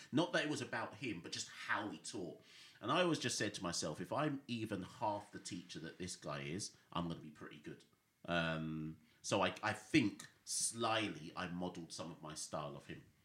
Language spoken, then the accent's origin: English; Jamaica; also born or lived in Britain; now in United Kingdom; I was born in Jamaica. I've lived in Jamaica both as a youngster and as a teenager